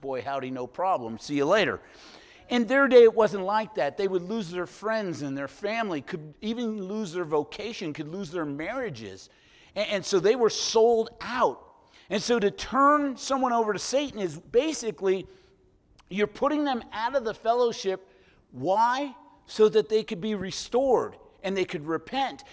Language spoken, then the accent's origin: English; San Francisco, California, United States; moved away as an adult; I'm from San Francisco originally, all my childhood and part of my adult life